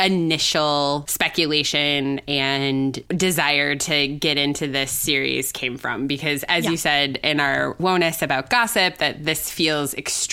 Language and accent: English; Wisconsin, United States; I grew up in Wisconsin, where the Packers are more a religion than a team.